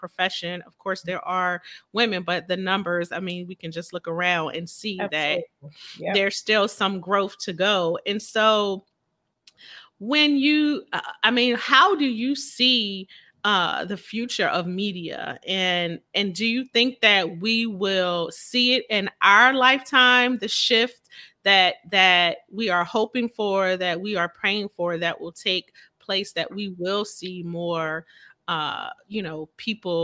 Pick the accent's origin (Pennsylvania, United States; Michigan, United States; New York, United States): Pennsylvania, United States; Philadelphia; Philadelphia, my hometown